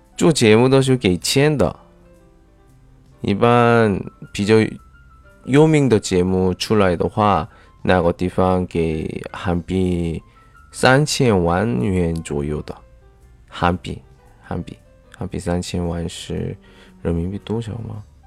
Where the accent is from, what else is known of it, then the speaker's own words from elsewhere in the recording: South Korea; 我是来自韩国的外教